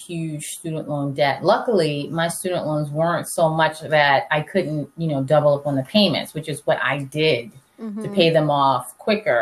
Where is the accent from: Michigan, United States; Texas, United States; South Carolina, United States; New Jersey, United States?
South Carolina, United States; Charleston; moved away as an adult; also born or lived in Washington, D.C.; I'm born and raised in Charleston, South Carolina.